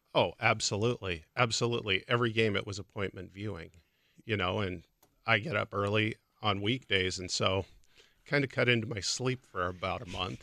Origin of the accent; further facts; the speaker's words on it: Portland, Oregon, United States; moved away; also born or lived in Illinois; I grew up in Portland, Oregon